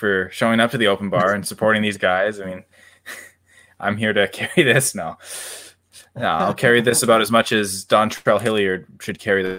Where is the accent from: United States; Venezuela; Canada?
Canada; we're in Vancouver. There's orcas around, and Canuck is we're Canadian.